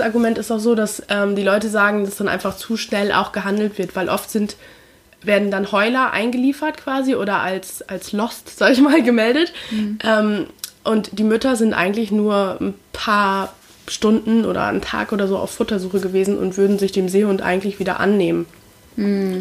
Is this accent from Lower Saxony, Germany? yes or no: yes; Lower Saxony, Germany; ich bin halt in Niedersachsen groß geworden